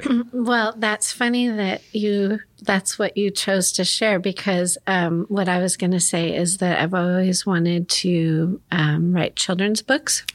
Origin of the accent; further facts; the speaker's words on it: Gresham, Oregon, United States; also born or lived in Chicago; I grew up in Gresham